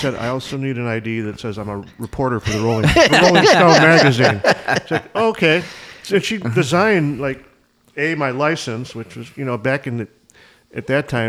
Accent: Skokie, Illinois, United States; I grew up in Skokie, but I went to jazz school in Evanston because Evanston's a jazzy place.

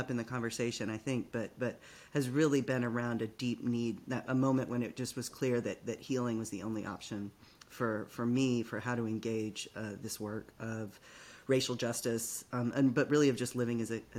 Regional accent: Longview, Texas, United States; moved away as an adult; now in Richmond, United States; I am originally from Longview, Texas, Northeast Texas. I've been living in Richmond since the end of 2008. Originally came for love.

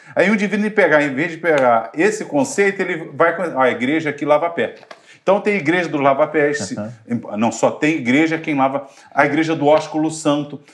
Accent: Brazil; eu sou, sou brasileiro

